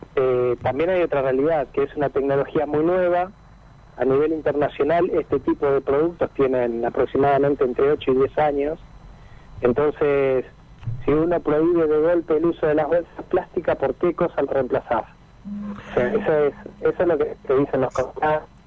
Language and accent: Spanish; Mar del Plata, Buenos Aires Province, Argentina; also born or lived in Otamendi; Nosotros somos de Mar del Plata, nacido en Atamendi